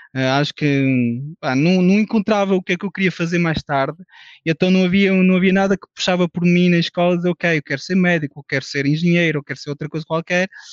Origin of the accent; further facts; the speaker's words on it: France; now in Portugal; nasci em França, de pais portugueses